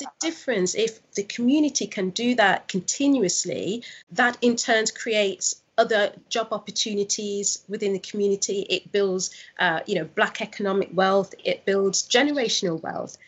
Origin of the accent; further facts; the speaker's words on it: Nottingham, East Midlands, United Kingdom; also born or lived in London; I'm originally from Nottingham. I was living in London for six years, and that's where I launched my business